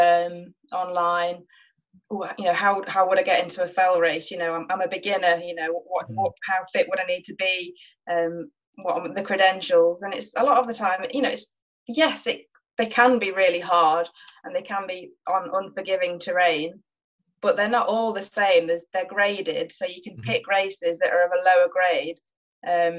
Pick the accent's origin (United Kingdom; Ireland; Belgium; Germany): United Kingdom; Nottingham, East Midlands; I grew up in Nottingham, which isn't famed for its fells